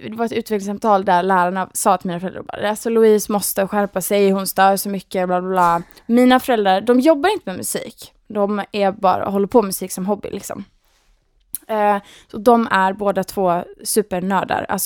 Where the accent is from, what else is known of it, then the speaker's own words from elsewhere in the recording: Gothenburg, Västra Götaland, Sweden; accent: Gothenburg; moved away as an adult; now in Stockholm, Sweden; Nej men jag, jag är från Göteborg, jag är 27 år, eh, har bott i Stockholm i, vad är det, åtta år kanske till och med.